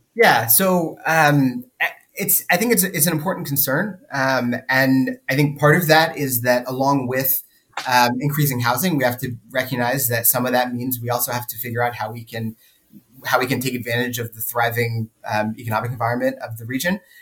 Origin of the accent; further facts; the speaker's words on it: Sunbelt suburbia, United States; moved away; we grew up in in Sunbelt suburbia